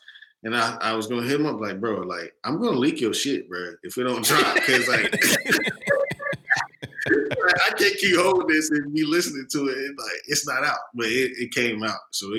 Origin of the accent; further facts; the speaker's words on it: Chattanooga, Tennessee, United States; I'm from Chattanooga, Tennessee.